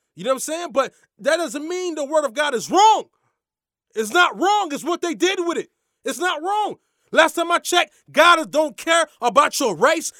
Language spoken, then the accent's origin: English; Lake Worth, Florida, United States; we grew up in the same neck of the woods, Lake Worth, you dig what I'm saying? I'm from Lake Worth